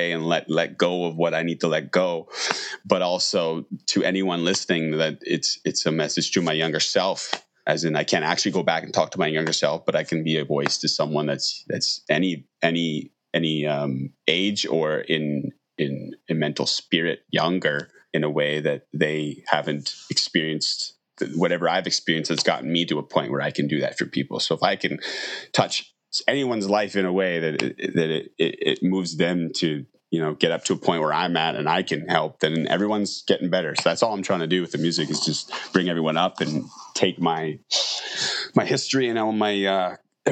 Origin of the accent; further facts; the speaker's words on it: Saskatoon, Saskatchewan, Canada; also born or lived in Langham, Saskatchewan / Bangladesh; now in Victoria, Canada; I was raised in Saskatoon, like nearby on a farm